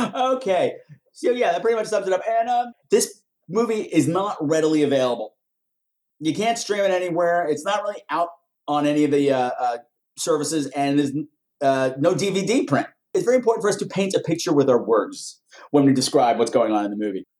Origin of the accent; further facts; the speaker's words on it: Long Island, New York, United States; I'm from Long Island.